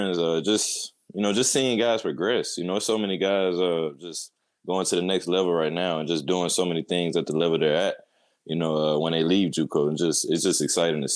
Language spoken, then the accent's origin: English; Winston-Salem, North Carolina, United States; moved away as an adult; now in Edmond, United States; I'm from Winston-Salem, North Carolina